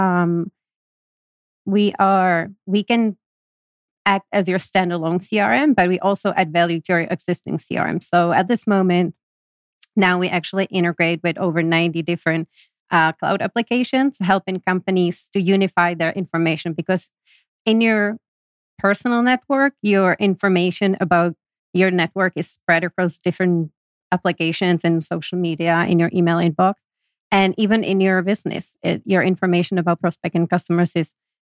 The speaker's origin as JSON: {"language": "English", "region": "Prague", "country": "Czechia", "tie": "born or raised there", "moved": "as an adult", "lives_now": "United States", "said": "I was born and raised in Prague, Czech Republic."}